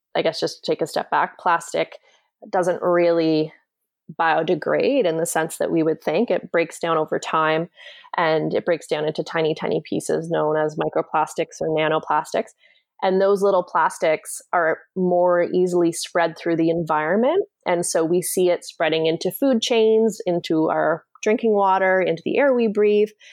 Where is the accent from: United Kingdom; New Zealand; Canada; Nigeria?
Canada; also born or lived in Washington, D.C.; I grew up in Canada